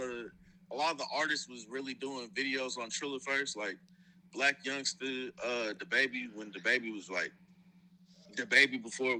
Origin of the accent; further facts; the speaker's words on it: Houston, Texas, United States; also born or lived in Tennessee; I was born in Tennessee, but I was raised in Houston